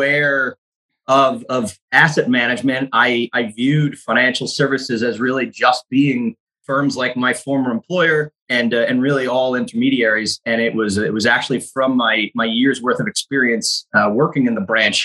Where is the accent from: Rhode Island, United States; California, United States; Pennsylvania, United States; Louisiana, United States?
Rhode Island, United States; moved away as an adult; also born or lived in Jacksonville, Florida / Freehold, New Jersey; now in Norfolk, United States; I'm from Rhode Island.